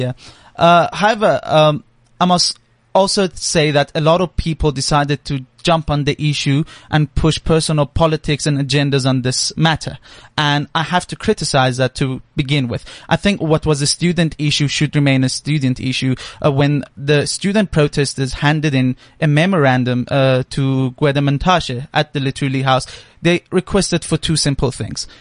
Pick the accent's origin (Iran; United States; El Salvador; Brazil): Iran; now in South Africa; I'm actually originally from Iran